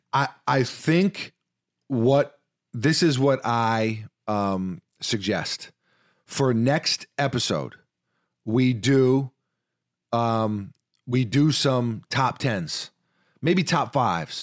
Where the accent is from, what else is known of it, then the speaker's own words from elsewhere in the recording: New York, United States; growing up in New York